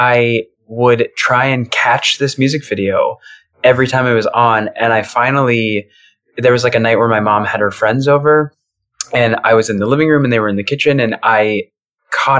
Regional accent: Michigan, United States; moved away as an adult; also born or lived in Joplin, Missouri; now in Chicago, United States; I grew up in Michigan

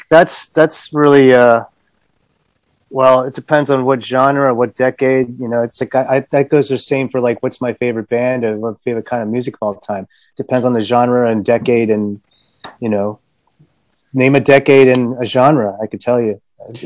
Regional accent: New York, United States; now in Los Angeles, United States; I come from New York

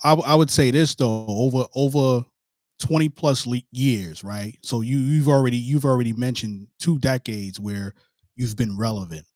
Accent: New York City, New York, United States; I'm from New York too

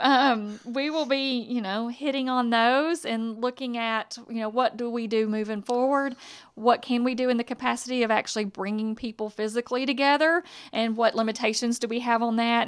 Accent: Hudson, Texas, United States; I'm from Lufkin area, from Hudson

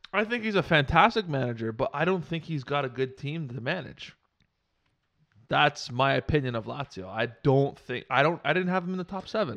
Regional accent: Canada; I'm Canadian, I'm thirty-three years old

